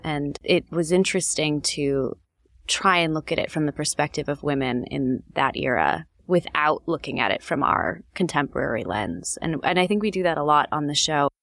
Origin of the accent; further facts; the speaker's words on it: Los Angeles, California, United States; also born or lived in Chicago; I lived in Chicago when I was young, really young, and then we moved to Los Angeles. I think I was in third grade. L A is my hometown.